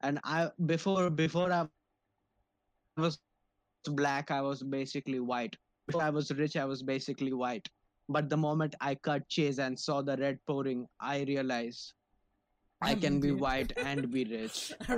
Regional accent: India; I'm like you rightly pointed out, I'm Indian, and as an Indian, if we do not have a palace without Aladdin music playing all over the bitch, I'm not Indian unless I'm that.

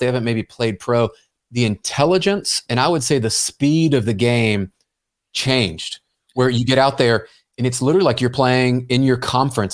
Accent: Memphis, Tennessee, United States; moved away; I grew up in Memphis, Tennessee

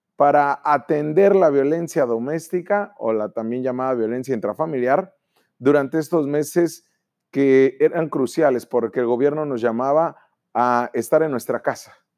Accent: Baja California, Mexico

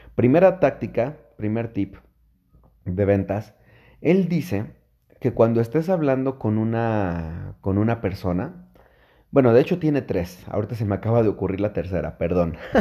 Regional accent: Mexico City, Mexico; yo soy de la Ciudad de México

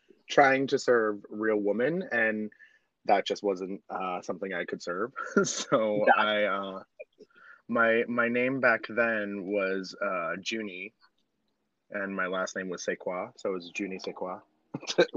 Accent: Boston, Massachusetts, United States; moved away as an adult; also born or lived in New York, New Jersey area; now in New York/New Jersey area, United States; I am originally from Boston, and I started dabbling back home before I moved here to the New York, New Jersey area

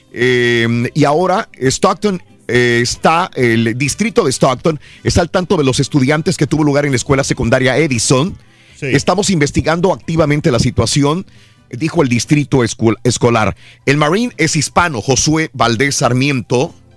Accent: Mexico; now in United States; aquellos que vivimos en México cuando éramos niños

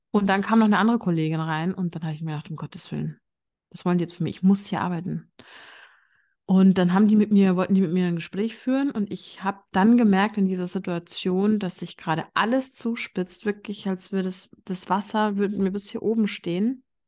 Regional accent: Bavaria, Germany; vielleicht hört man das so ein bisschen. Ich komme aus Bayern

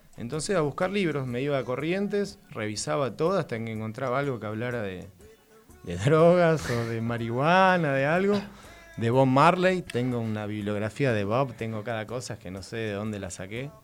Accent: Moreno, Buenos Aires Province, Argentina; also born or lived in Córdoba, Argentina; soy de Moreno y al año me fui a vivir a Córdoba. Viví ahí hasta

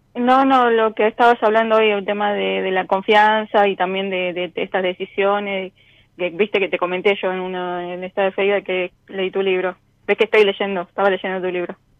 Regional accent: Salta, Argentina; now in Buenos Aires, Argentina; soy salteña

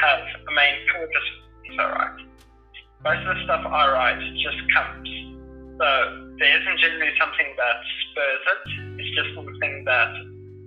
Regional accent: Krugersdorp, Gauteng, South Africa; I grew up in South Africa, Krugersdorp, pretty much my whole life

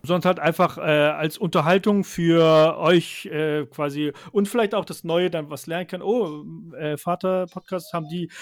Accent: Stuttgart, Baden-Württemberg, Germany; moved away as an adult; now in Rhine-Main area, Germany; ich bin in äh, Stuttgart ganz normal aufgewachsen und geboren, also in Schwabe

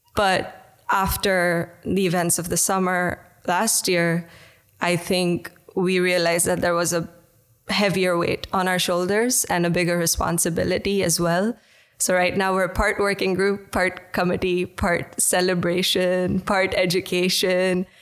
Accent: India; now in Netherlands; I'm from India originally

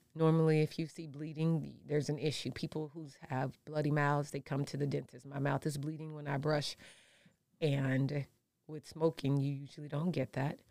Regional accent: St. Louis, Missouri, United States; also born or lived in Detroit, Michigan; now in Nevada, United States; I am from Saint Louis.

